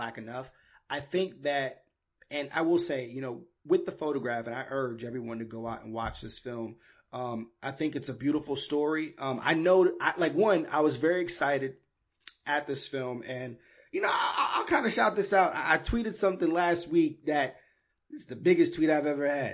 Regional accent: New York, United States; also born or lived in Miami, Florida; I was born in Miami and I was raised in New York

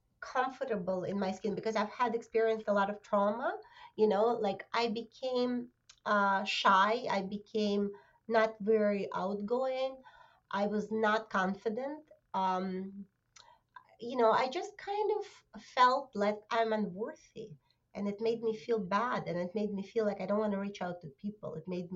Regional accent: Russia; now in New Jersey, United States; Originally, I came from Russia 20 years ago. And right now, I live in New Jersey.

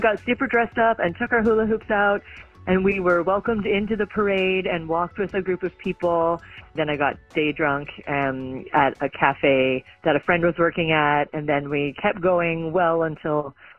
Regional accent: Newfoundland and Labrador, Canada; now in Montreal, Canada; When I came to Montreal, I came from Newfoundland, and I went to my very first Pride ever

